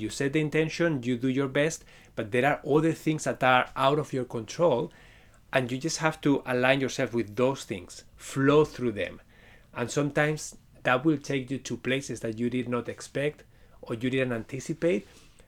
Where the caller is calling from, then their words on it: Waterloo, Ontario, Canada; I am connecting from Waterloo, Ontario, Canada. It's pretty close to Toronto